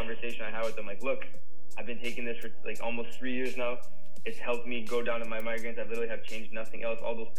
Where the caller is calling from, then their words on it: Costa Rica; I'm joining you guys from Costa Rica.